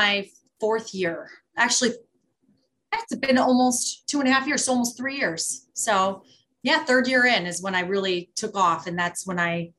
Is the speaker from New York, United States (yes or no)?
no; Chicago, Illinois, United States; moved away as an adult; now in Milwaukee, United States; So I'm actually originally from Chicago, but I moved to Wisconsin, which I never thought would ever happen, but I did. And I'm in Milwaukee market, the metro Milwaukee market.